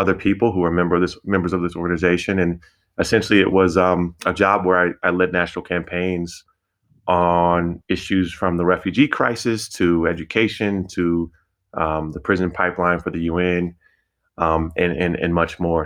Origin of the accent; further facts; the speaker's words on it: Denver, Colorado, United States; I'm from the Denver community